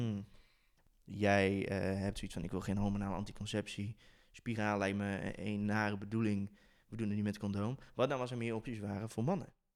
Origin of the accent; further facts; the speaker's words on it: Tilburg, North Brabant, Netherlands; moved away; ik kom uit Brabant, oorspronkelijk, uit Tilburg